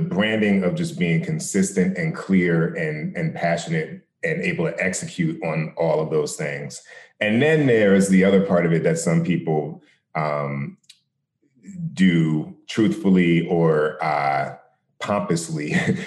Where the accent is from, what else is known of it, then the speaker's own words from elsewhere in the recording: New Jersey, United States; I grew up in New Jersey